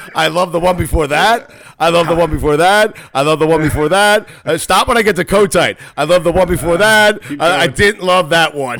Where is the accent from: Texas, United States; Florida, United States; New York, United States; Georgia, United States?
New York, United States; Port Washington; I grew up in Port Washington.